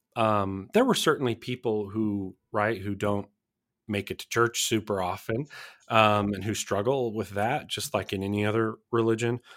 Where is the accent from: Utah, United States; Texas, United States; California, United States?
Utah, United States; Blanding; moved away; I grew up in a small rural town, uh, called Blanding, Utah